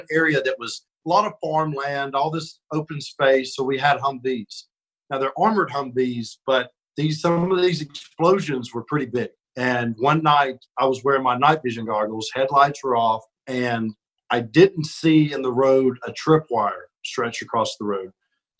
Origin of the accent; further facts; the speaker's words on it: Birmingham, Alabama, United States; I'm from Alabama and, you know, grew up when I was real little, we were far out in the country. And then as I got older, we lived more in Birmingham. So I kind of grew up in the city